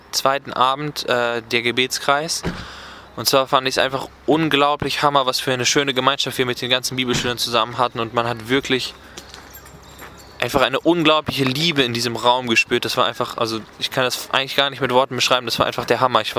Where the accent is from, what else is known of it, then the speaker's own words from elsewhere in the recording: Oerlinghausen, North Rhine-Westphalia, Germany; ich komme aus der Nähe Bielefeld-Oerlinghausen